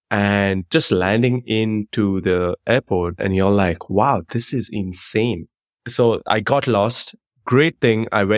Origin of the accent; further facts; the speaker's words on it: Bangalore, Karnataka, India; Okay, so my first international trip ever, growing up in Bangalore, the first trip that I'd ever done outside of the country was to Dubai.